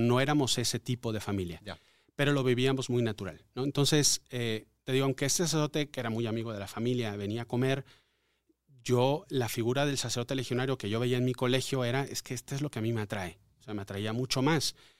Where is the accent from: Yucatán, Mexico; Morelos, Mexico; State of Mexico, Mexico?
Yucatán, Mexico; Mérida; moved away; also born or lived in Mexico City; aunque nací en Ciudad de México, viví toda mi niñez en Mérida, Yucatán. De, ahí está mi familia, ahí, de ahí soy